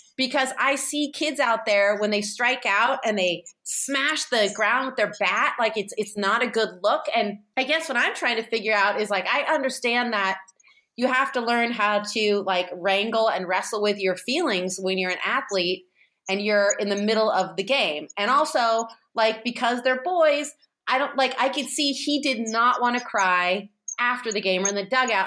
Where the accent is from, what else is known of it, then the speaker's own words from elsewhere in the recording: San Francisco, California, United States; I'm from San Francisco and like had hippie parents